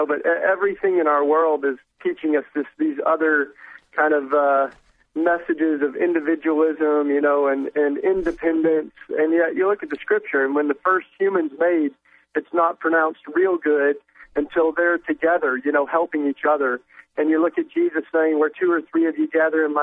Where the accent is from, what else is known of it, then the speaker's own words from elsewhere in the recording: East Tennessee, United States; I grew up in the Bible Belt in East Tennessee